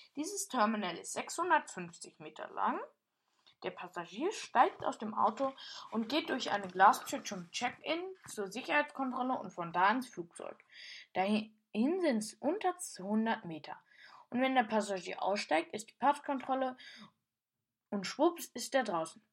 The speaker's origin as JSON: {"language": "German", "country": "Germany", "said": "ich bin normal kein Osteuropäer, ich bin Deutscher."}